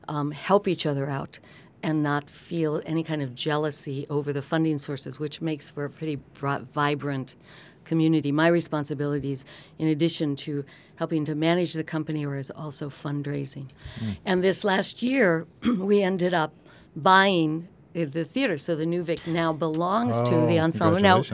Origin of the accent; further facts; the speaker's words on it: Lompoc, California, United States; Although growing up in Lompoc, California, and Vandenberg Air Force Base, Santa Barbara was the Big Apple.